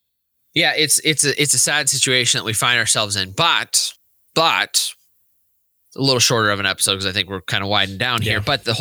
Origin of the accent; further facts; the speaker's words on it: United States; we as American Catholics